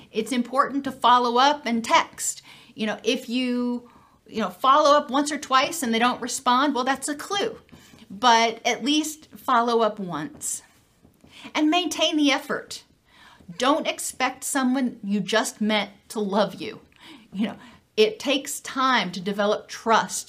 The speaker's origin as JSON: {"language": "English", "town": "Gainesville", "region": "Florida", "country": "United States", "said": "I'm from Gainesville."}